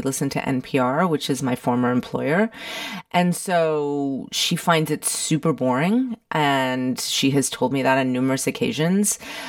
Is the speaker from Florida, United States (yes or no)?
yes; Miami, Florida, United States; also born or lived in London; now in Washington, D.C., United States; I was born in London, and I grew up in Miami, Florida. We are of Cuban and Panamanian descent. My family left Cuba during the revolution in 1959, and they became essentially political refugees.